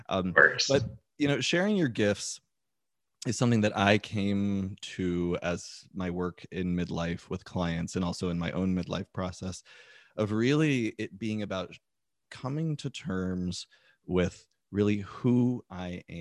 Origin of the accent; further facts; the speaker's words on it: Texas, United States; being this different little boy growing up in Texas